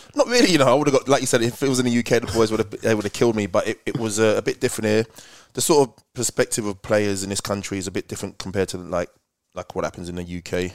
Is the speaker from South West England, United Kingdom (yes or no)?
no; Slough, South East England, United Kingdom; moved away as an adult; now in Australia; I was born and bred in Slough